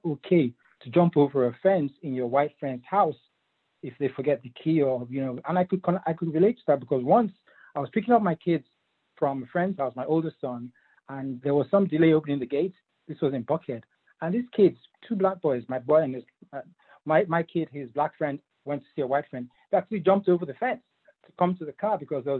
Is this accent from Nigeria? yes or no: yes; Nigeria; also born or lived in England; now in United States; I was actually born in England, but I'm from Nigeria originally, same as Uche. And when I came to this country, over 20 years ago